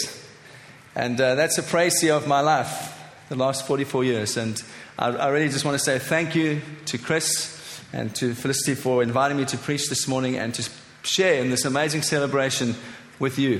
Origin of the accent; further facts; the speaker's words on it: Cape Town, Western Cape, South Africa; moved away as an adult; also born or lived in Johannesburg, South Africa; I am a South African by birth. 44 years ago, I was born in Cape Town, South Africa, the son of a missionary family. Grew up in that beautiful nation